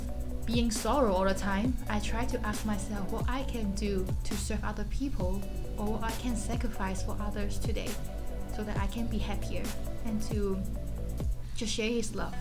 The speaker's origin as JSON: {"language": "English", "country": "Hong Kong", "moved": "as an adult", "lives_now": "Hawaii, United States", "said": "I'm from Hong Kong."}